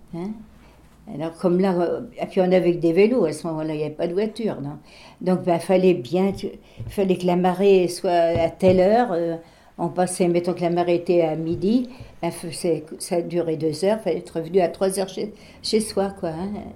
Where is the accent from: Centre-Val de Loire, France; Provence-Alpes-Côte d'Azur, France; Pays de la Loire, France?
Pays de la Loire, France; Barbâtre; moved away; chez nous à Barbate, les, les, Allemands, ils étaient dans notre classe.